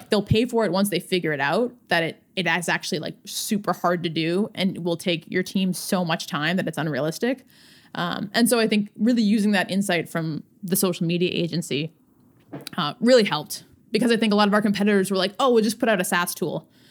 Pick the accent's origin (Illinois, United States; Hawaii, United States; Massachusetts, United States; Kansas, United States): Massachusetts, United States; Swampscott; I grew up outside of Boston, uh, in Swampscott, Massachusetts.